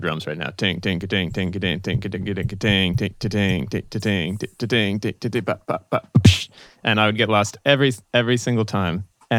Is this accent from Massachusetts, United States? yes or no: yes; Boston, Massachusetts, United States; moved away as an adult; now in New York, United States; in Boston, where I grew up, before I went to New School